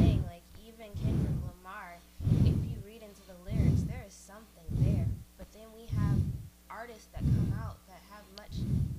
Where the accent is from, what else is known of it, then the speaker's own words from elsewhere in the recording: Germany; moved away; I grew up in Germany